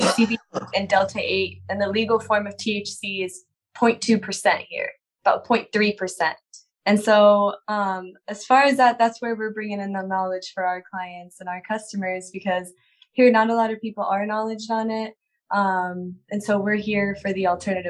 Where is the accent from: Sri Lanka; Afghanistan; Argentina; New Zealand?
Afghanistan; moved away; I'm originally from Afghanistan and I come from a war zone.